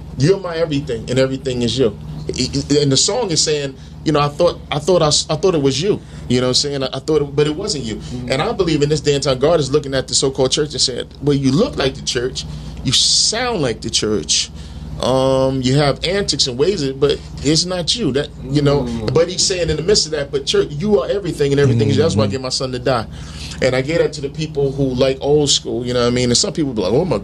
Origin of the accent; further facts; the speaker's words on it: New Jersey, United States; also born or lived in Brooklyn, New York; I was born in Brooklyn, New York. You know, my parents live in Brevoort Projects in Brooklyn, but I grew up in Jersey.